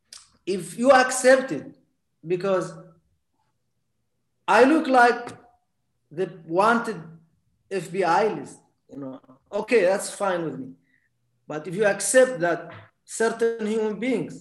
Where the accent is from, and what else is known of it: Mauritania; moved away